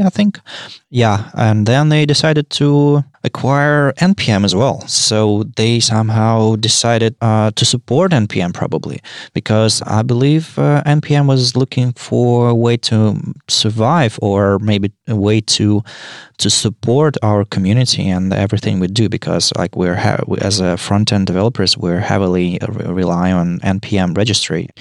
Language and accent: English; Saint Petersburg, Russia; I'm from Saint Petersburg, Russia.